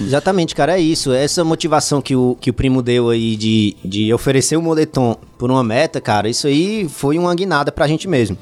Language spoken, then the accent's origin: Portuguese; Fortaleza, Ceará, Brazil; moved away as an adult; now in São Paulo, Brazil; tô morando em São Paulo tem uns dois anos. Eu sou de Fortaleza, sou do Ceará